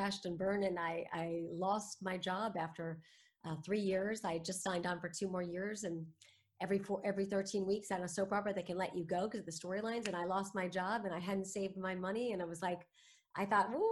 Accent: New York City, New York, United States; I was born in New York City to two former actors

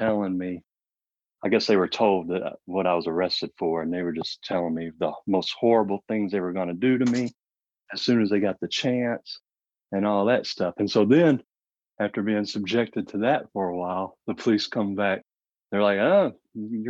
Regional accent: Marion, Arkansas, United States; also born or lived in Memphis, Tennessee; we moved from Memphis to Marion

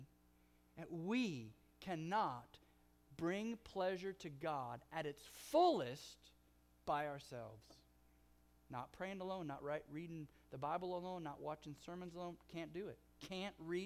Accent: Oklahoma, United States; accent: Oklahoma; also born or lived in California; my Oklahoma accent

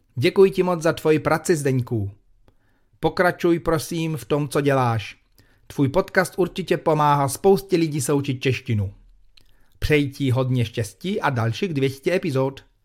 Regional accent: United States; Czech is a second language; now in Prague, Czechia; já jsem posluchačka z Ameriky.

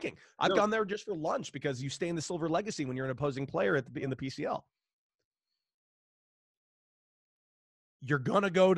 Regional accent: Santa Monica, California, United States; now in El Paso, United States; Grew up in Santa Monica, California

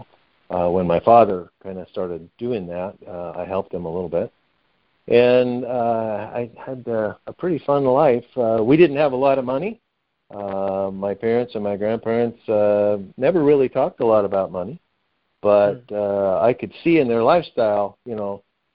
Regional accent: Medford, Oregon, United States; I grew up in Medford, Oregon, just over the California border

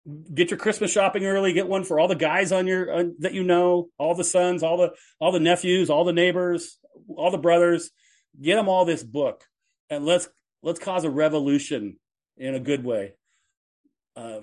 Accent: Seattle, Washington, United States; I was born in Seattle

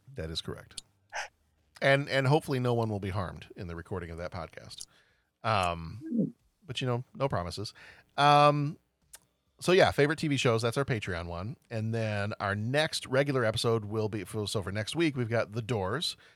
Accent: Texas, United States; growing up in Texas

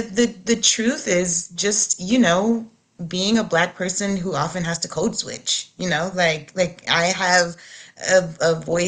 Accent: Shreveport, Louisiana, United States; my hometown, which is Shreveport, Louisiana.

